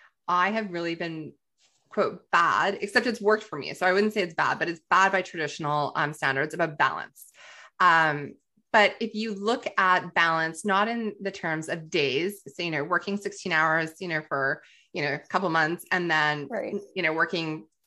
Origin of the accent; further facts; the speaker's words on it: Calgary, Alberta, Canada; well, it's my hometown. So I'm like, of course, like Calgary Stampede, Canmore, just 17th Avenue, 4th Street.